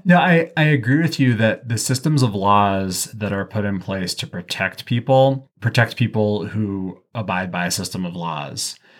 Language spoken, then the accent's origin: English; the West, United States; I'm from the West, which is the internal colony